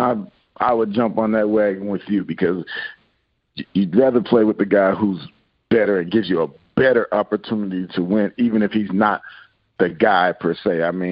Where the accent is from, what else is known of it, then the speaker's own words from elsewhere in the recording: Seattle, Washington, United States; also born or lived in Virginia; Well, I'm originally from Seattle. My dad finished with the Redskins, and so I moved to Virginia. And so that's when I went from Virginia to Texas.